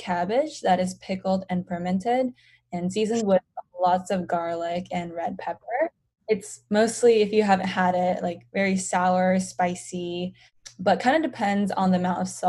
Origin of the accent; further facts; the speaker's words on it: United States; So I'm Korean, and although I was born and raised in the United States, growing up, I mostly ate Korean food at home.